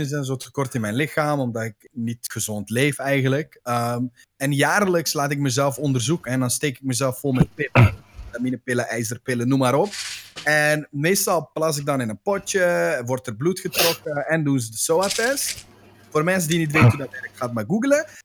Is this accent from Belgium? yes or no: no; Turkey; Broer, ik ben Turk.